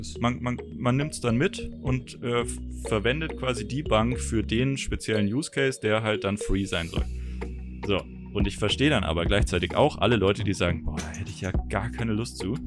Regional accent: Germany; als Deutscher

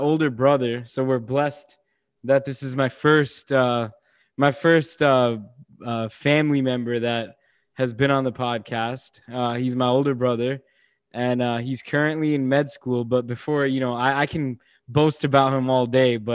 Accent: Bourbonnais, Illinois, United States; I'm from Bourbonnais

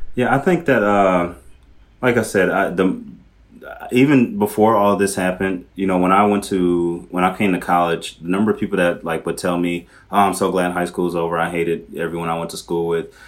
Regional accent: Milwaukee, Wisconsin, United States; moved away as an adult; also born or lived in Wauwatosa; now in Minneapolis, United States; I grew up in the city of Milwaukee, but I went to high school in the suburbs, uh, in a city called Wauwatosa

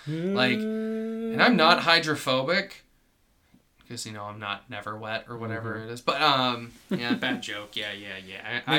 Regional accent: Atlanta, Georgia, United States; We're from Atlanta.

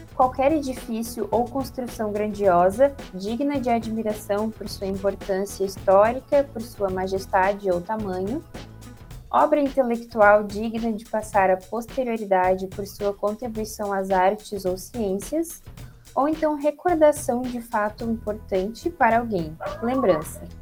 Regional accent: Imbé, Rio Grande do Sul, Brazil; moved away as an adult; also born or lived in Porto Alegre; eu venho do litoral, né, da cidade de Imbé

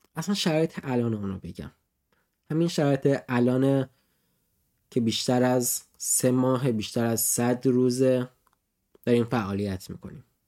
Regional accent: Iran; now in Nuremberg, Germany

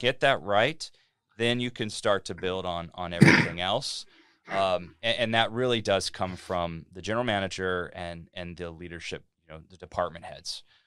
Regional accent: Cincinnati, Ohio, United States; moved away as an adult; now in Delray Beach, United States; I'm from Cincinnati, Ohio. I lived there most of my life. I'm a Midwestern guy

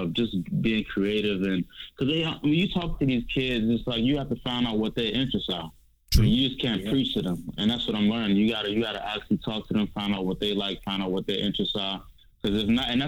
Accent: Washington, District of Columbia, United States; I grew up in Trinidad, Northeast D.C.

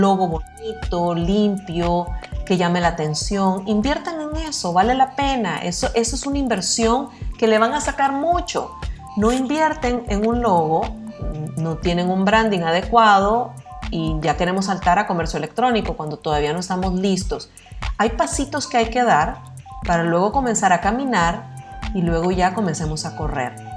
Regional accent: Costa Rica; now in Nicaragua; yo me crié en Costa Rica y recién llegada a Nicaragua

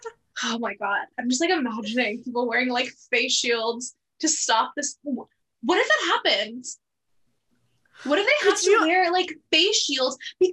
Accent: California, United States; I'm from California. Being from California is literally just like one of my only personality traits.

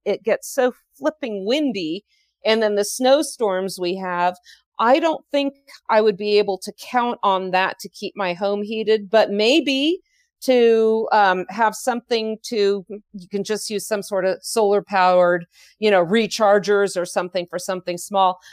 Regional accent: California, United States; moved away; our home, where I grew up in California

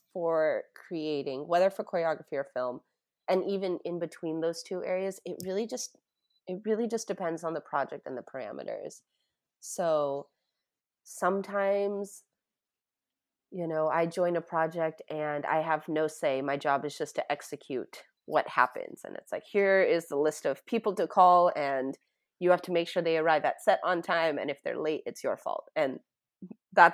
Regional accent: Tampa, Florida, United States; I grew up in Tampa, Florida

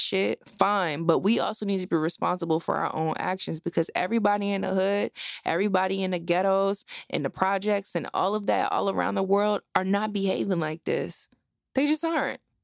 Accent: New Jersey, United States; I grew up in Jersey. My whole entire family is from Philadelphia.

